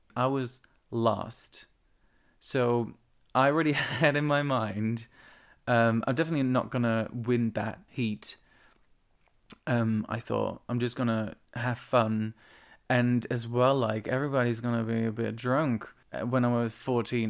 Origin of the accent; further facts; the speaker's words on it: eastern Netherlands, Netherlands; moved away; my hometown, which is on the east of the Netherlands